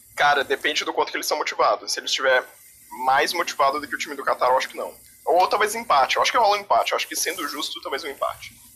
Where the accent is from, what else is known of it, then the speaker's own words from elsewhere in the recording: Santa Catarina, Brazil; Eu sou de Santa Catarina, na verdade